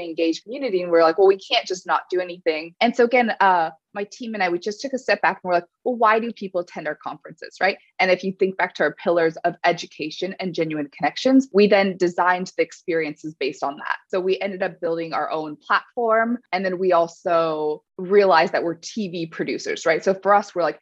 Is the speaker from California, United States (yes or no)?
yes; California, United States; I grew up in California